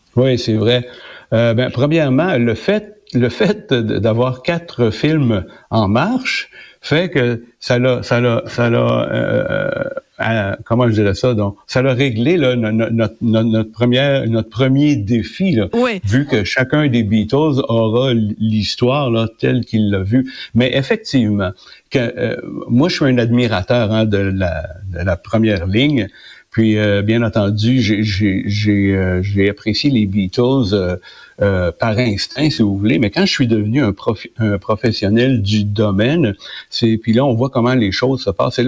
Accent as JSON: {"language": "French", "region": "Quebec", "country": "Canada", "said": "chez nous au Québec"}